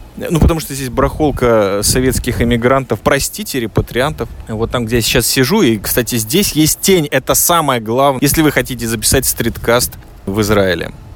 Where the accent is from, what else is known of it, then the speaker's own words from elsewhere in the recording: Riga, Latvia; also born or lived in Minsk, Belarus; now in Israel; я из Риги